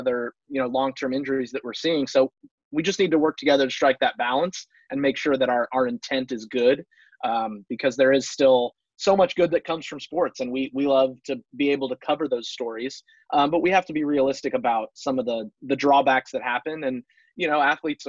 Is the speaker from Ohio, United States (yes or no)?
no; Long Beach, California, United States; growing up in Long Beach